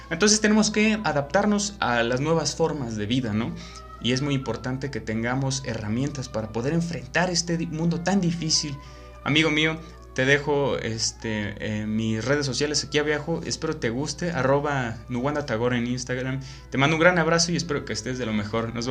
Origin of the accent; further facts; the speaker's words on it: Mexico; bueno, yo soy de México y mi sociedad lee muy poquito, la verdad.